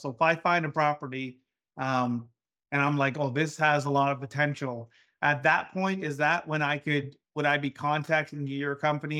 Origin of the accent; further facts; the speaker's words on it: Amherstburg, Ontario, Canada; I was raised outside of Windsor, Ontario. It's called Amherstburg, Ontario